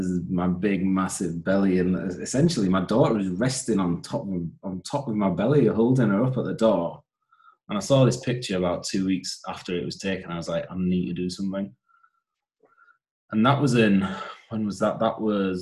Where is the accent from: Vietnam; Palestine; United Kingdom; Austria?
United Kingdom; Huddersfield, Yorkshire and the Humber; moved away as an adult; now in Newcastle upon Tyne, United Kingdom; I am originally from Huddersfield, which is on the borders of West Yorkshire and Lancashire. I lived in Newcastle since 99, so just over half my life I've spent in Newcastle upon Tyne.